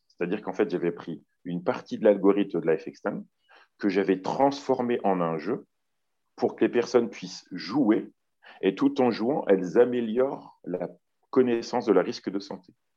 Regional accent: Lyon, Auvergne-Rhône-Alpes, France; je suis originaire de Lyon

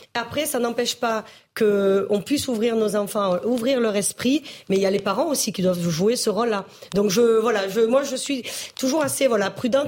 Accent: Marseille, Provence-Alpes-Côte d'Azur, France; je suis marseillaise

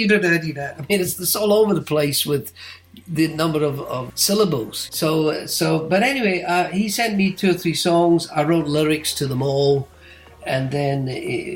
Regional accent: United Kingdom; I'm British

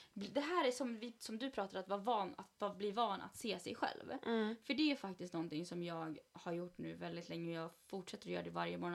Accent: Sweden; jag är född i Sverige

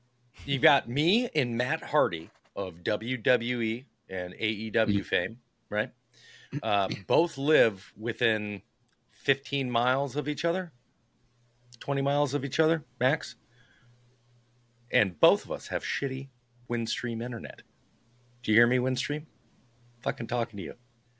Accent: Ireland; No. No, I'm Irish.

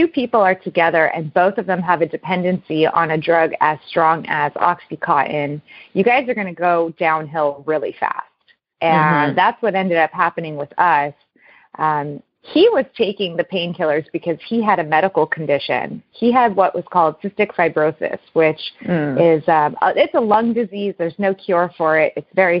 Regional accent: Newport Beach, California, United States; I was born and raised in Newport Beach, California

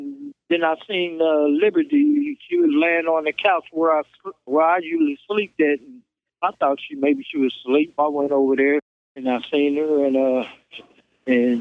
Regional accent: Kansas City, Missouri, United States; I'm originally from Kansas City, Missouri

